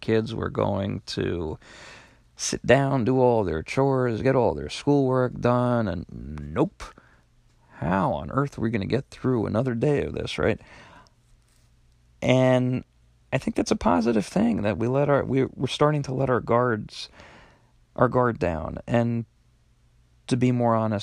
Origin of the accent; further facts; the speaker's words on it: Long Island, New York, United States; I actually lived on Long Island, was born and raised on Long Island. I still work there